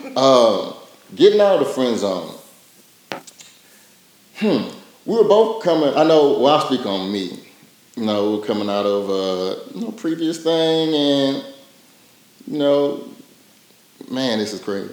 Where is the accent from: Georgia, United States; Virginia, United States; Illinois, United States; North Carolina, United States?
Virginia, United States; Portsmouth; moved away as an adult; also born or lived in Tennessee; I'm from Portsmouth, Virginia, originally, and came out here for college at TSU